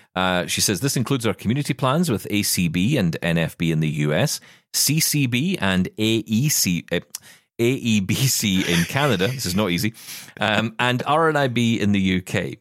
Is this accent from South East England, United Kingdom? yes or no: no; Scotland, United Kingdom; as a Scottish person